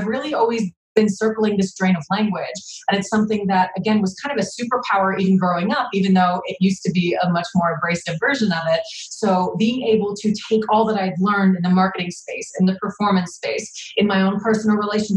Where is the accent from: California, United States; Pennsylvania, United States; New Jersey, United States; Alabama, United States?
New Jersey, United States; I'm from New Jersey in the East Coast, where we have a tendency to be very blunt.